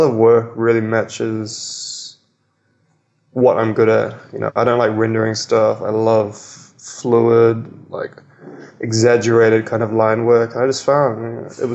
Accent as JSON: {"language": "English", "country": "New Zealand", "tie": "born or raised there", "moved": "yes", "lives_now": "Melbourne, Australia", "said": "I grew up in New Zealand, even though it's in the middle of nowhere in the ocean, it's extremely cultured"}